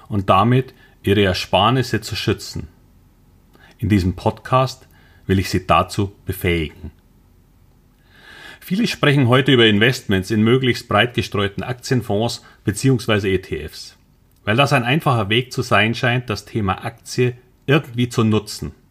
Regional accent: Munich, Bavaria, Germany; now in Hamburg, Germany; Wie man wahrscheinlich unschwer hört, bin ich ursprünglich ein Münchner. Aber ich lebe jetzt seit über zehn Jahren in Hamburg.

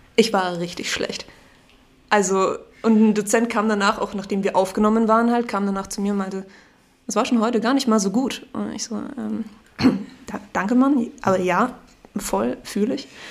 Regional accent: Salzburg, Austria; moved away as an adult; now in Memmingen, Germany; ich ähm, komme aus Salzburg in Österreich

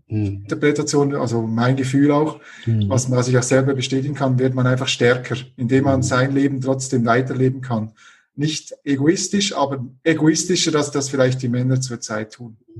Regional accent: Switzerland; moved away as an adult; now in Leipzig, Germany; ich bin gebürtiger Schweizer, das hört man wahrscheinlich auch noch äh, ein bisschen.

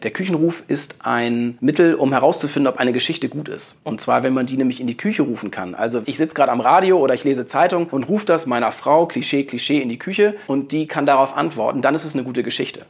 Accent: Hamburg, Germany; Ich komme aus Hamburg

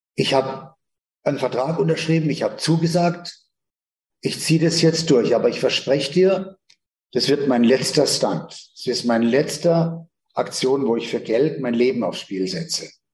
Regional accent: Northern Germany, Germany; ich stamme ja aus dem Hohen Norden

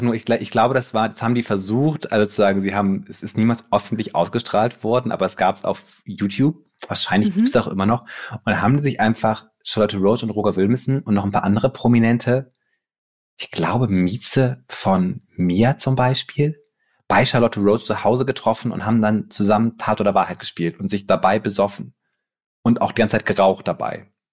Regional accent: Bremen, Germany; moved away; ich komme halt aus Bremen

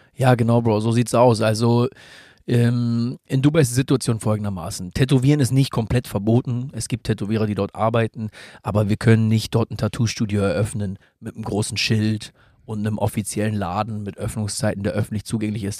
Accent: Germany; hier bei uns in Deutschland

